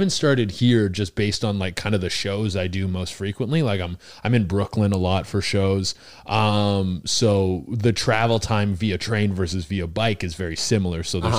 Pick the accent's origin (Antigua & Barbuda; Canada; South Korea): Canada; British Columbia; moved away as an adult; also born or lived in Mexico; now in Toronto, Canada; I'm from British Columbia, but I spent like 8 or 9 years in Toronto.